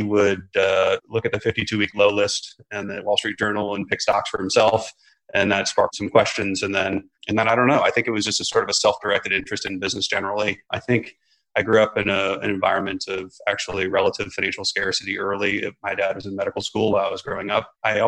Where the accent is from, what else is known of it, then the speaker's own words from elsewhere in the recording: Omaha, Nebraska, United States; So I'm from Omaha, Nebraska, which doesn't really matter much to the story